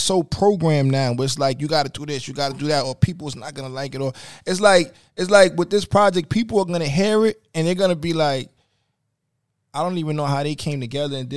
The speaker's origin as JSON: {"language": "English", "town": "New York City", "region": "New York", "country": "United States", "said": "I'm originally from University. In 176. Well, then I moved over to Gleason and Pugsley by Castle Hill."}